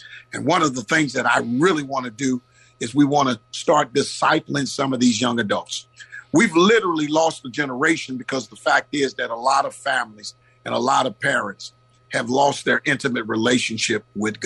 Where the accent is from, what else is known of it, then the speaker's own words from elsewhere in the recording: Oakland, California, United States; I grew up in the West Oakland area in two sets of projects